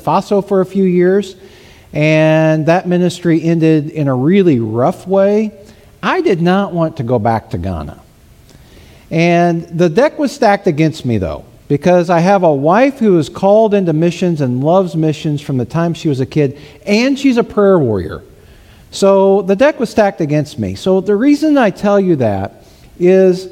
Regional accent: Southern Missouri, United States; I'm from Southern Missouri

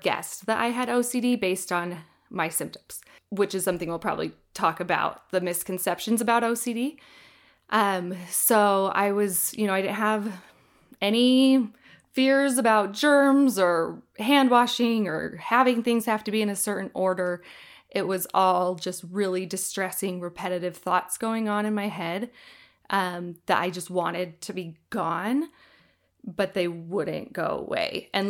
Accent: Iowa, United States; now in Utah, United States; I'm originally from Iowa, but I lived in Utah for about 15 years now.

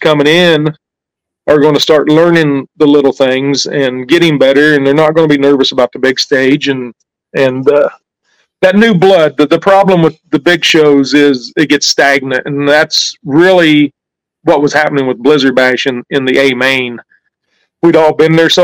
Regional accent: Abilene, Kansas, United States; Abilene, Kansas represented

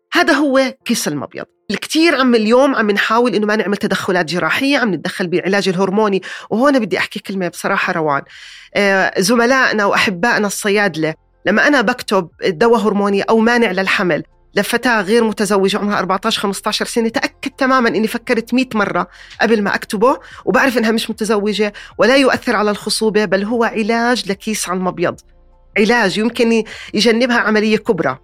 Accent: Jordan; عندنا بالأردن

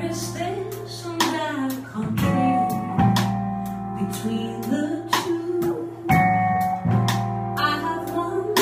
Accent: Lucerne countryside, Switzerland; moved away as an adult; now in Boston, United States; the farm that I grew up on in Switzerland.

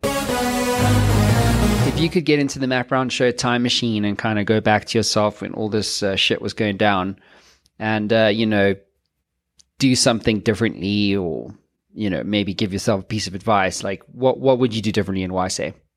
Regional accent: South Africa; I'm South African

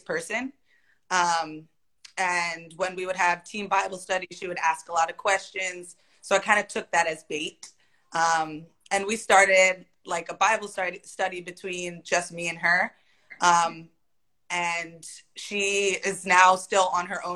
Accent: New Jersey, United States; moved away as an adult; also born or lived in Sweden; now in Denmark; I'm from New Jersey

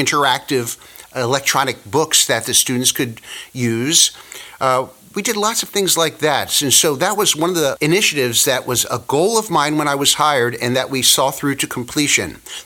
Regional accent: York, Pennsylvania, United States; moved away as an adult; also born or lived in West Chester, Pennsylvania / Philadelphia, Pennsylvania; now in Jacksonville, United States; I'm actually from Pennsylvania. Grew up in York, Pennsylvania

